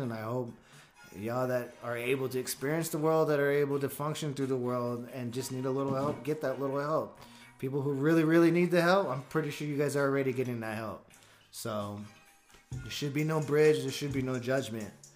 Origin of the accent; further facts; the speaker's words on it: California, United States; I grew up in California